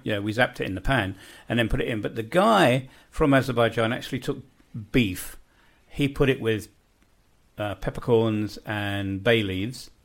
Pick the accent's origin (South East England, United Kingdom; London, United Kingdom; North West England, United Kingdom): London, United Kingdom; moved away as an adult; now in Bosnia and Herzegovina; I grew up in West Kensington in London.